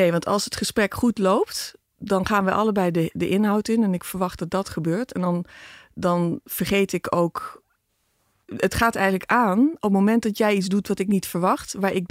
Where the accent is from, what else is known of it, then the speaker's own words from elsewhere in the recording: Philippines; born there; Ik ben in de Filipijnen geboren. Dus die expats hè, vanwege Philips.